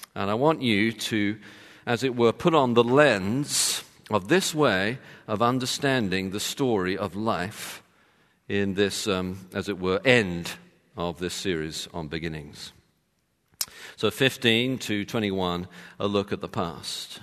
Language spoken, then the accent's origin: English; London, United Kingdom; moved away; I'm from London